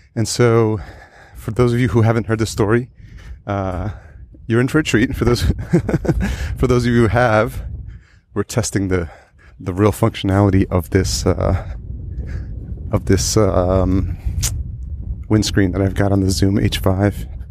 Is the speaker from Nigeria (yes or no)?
no; El Salvador; we're both from El Salvador